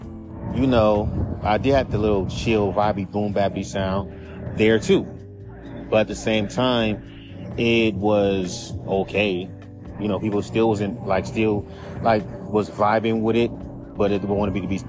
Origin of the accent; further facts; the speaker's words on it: West Coast, United States; I'm from the West Coast